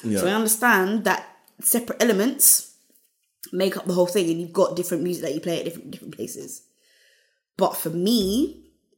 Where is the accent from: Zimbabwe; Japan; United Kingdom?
United Kingdom; we are Black British.